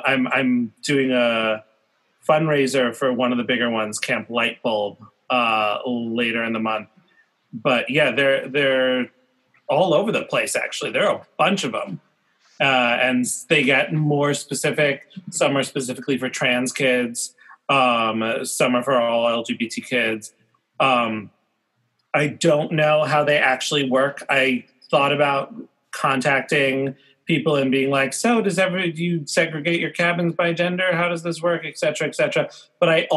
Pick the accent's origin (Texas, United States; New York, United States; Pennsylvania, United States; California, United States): New York, United States; New York City; I grew up in New York City and went to the camp in the summer